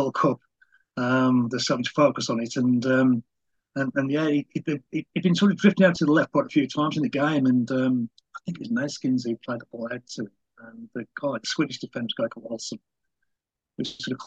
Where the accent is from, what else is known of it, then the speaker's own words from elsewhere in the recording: England, United Kingdom; I'm English and sort of quite old